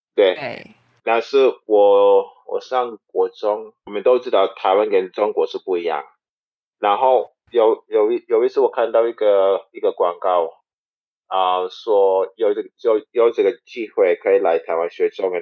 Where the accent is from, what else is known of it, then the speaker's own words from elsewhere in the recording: St. Kitts & Nevis; Chinese is a second language; moved away as an adult; now in Taiwan; 因为我国家有，啊，亚洲人是当地人，对，还有嗯。白人也是当地人，有很多不同的人